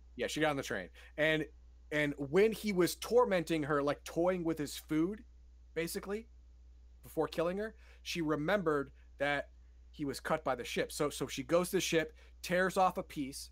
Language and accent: English; United States; I'm an American